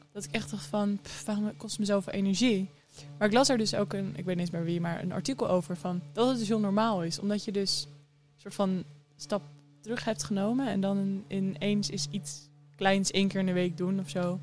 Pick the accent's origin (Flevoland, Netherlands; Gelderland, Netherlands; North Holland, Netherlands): Gelderland, Netherlands; Harderwijk; ik kom uit Harderwijk. Ehm, daar ben ik opgegroeid.